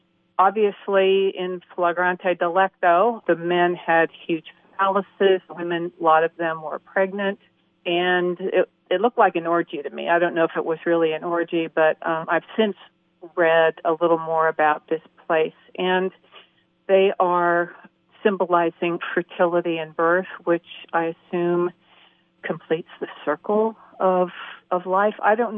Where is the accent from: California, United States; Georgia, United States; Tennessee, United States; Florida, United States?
California, United States; San Francisco; now in Atlanta, United States; I grew up in San Francisco, where there was a big Irish community